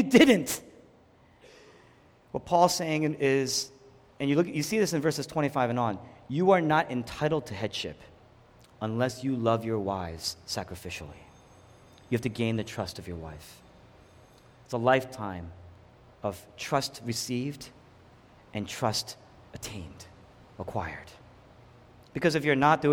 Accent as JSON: {"language": "English", "region": "the Northeast Atlantic", "country": "United States", "said": "we're both from the Northeast Atlantic."}